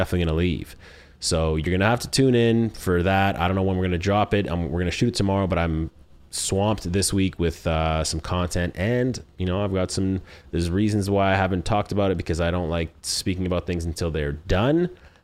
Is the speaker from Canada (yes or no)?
yes; Canada; I am from Canada